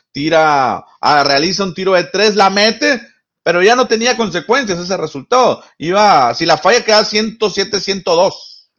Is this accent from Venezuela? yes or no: no; Mexico